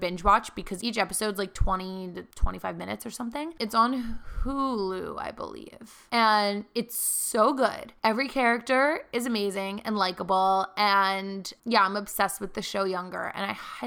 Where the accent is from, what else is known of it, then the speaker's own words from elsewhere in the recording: Philadelphia, Pennsylvania, United States; moved away; flying to home to Philly